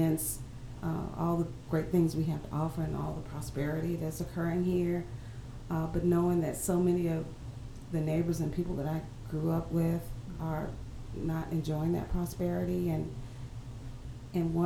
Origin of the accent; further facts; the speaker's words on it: Greenville, South Carolina, United States; my hometown